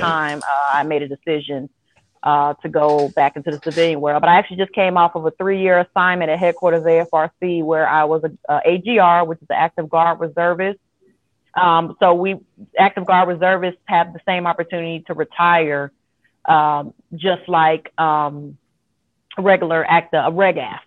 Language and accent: English; Shreveport, Louisiana, United States; moved away; also born or lived in Georgia; I'm originally from Shreveport, Louisiana, from Cedar Grove, 72nd